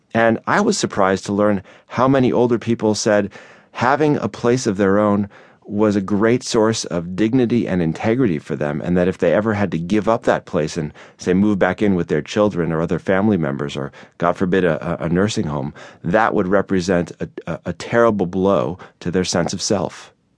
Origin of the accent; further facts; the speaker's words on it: Chicago, Illinois, United States; Chicago, which is my hometown